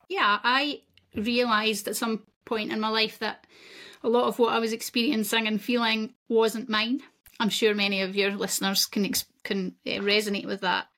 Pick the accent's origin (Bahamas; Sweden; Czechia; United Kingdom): United Kingdom; Scotland; I'm Scottish, that's where I'm from